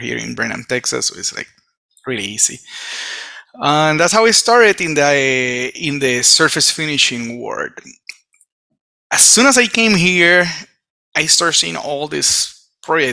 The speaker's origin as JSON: {"language": "English", "country": "Puerto Rico", "tie": "born or raised there", "said": "I was born in Puerto Rico. Come from Puerto Rico"}